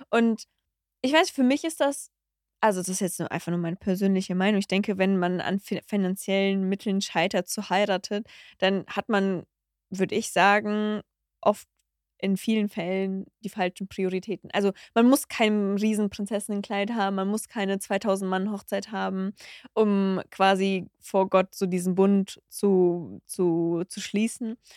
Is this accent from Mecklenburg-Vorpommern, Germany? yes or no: no; Cologne, North Rhine-Westphalia, Germany; Ah, ich komme aus Chorweiler.